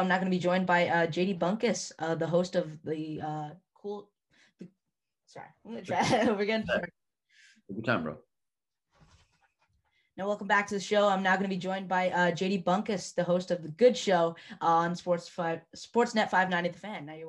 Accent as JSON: {"language": "English", "town": "Ottawa", "region": "Ontario", "country": "Canada", "said": "I'm from Ottawa"}